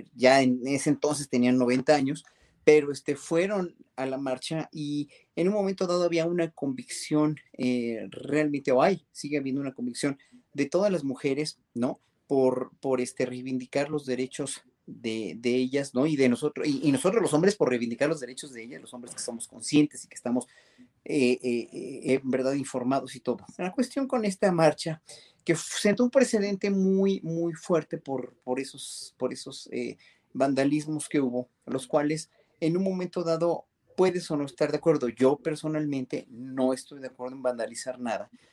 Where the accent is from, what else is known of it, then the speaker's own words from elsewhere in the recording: Mexico; como mexicanos